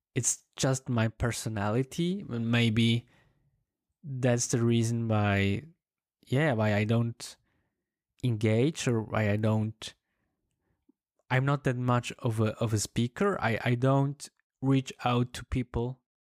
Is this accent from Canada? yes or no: no; German-speaking part of Switzerland, German-speaking Switzerland, Switzerland; English is a second language; I come from the German-speaking part of Switzerland.